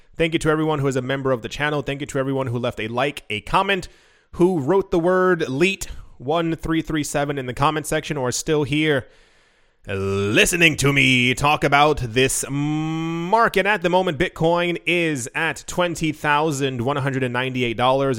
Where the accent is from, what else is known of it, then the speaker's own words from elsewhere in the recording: United States; I grew up in America